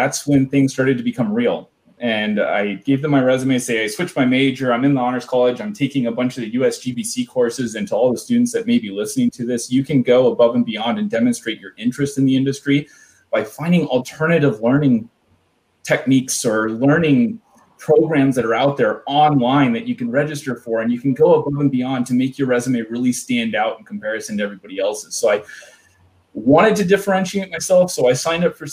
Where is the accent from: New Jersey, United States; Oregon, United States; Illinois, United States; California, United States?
Oregon, United States; Sherwood; I grew up in Sherwood, Oregon.